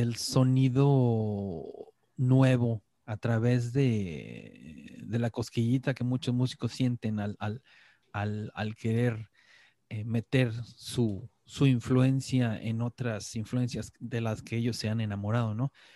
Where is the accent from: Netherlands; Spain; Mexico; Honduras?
Mexico; moved away as an adult; now in Norway